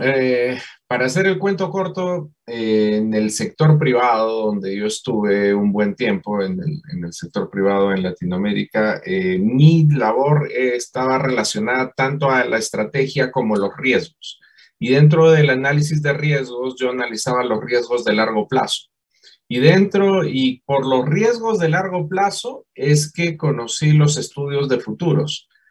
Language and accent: Spanish; Peru; moved away as an adult; now in Colombia; yo soy peruano